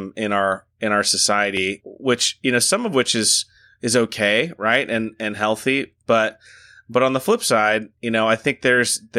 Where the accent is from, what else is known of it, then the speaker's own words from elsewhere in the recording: Texas, United States; now in Huntsville, United States; I grew up in Texas, and I've got family near Dallas